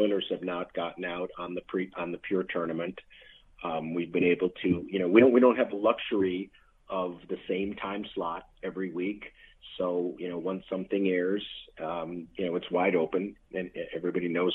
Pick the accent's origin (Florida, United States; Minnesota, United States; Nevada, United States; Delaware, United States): Minnesota, United States; Minneapolis; Growing up in the Minneapolis area